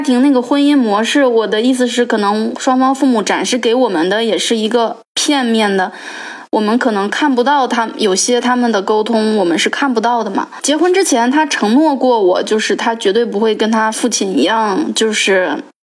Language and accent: Chinese; northern mainland China, Henan, China; moved away; also born or lived in Finland; 我跟我老公再加上又是河南